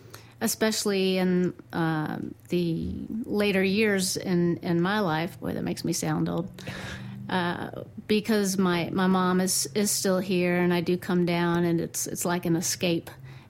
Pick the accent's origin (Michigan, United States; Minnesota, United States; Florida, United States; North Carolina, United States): North Carolina, United States; Raleigh; also born or lived in Alabama / Mount Gilead; I was born in Alabama and lived there for 3 months, so I don't remember much about that. Came to Mount Gilead right after that, so I stayed here with my family until I was 3 years old, and it was after that time that we moved on to Raleigh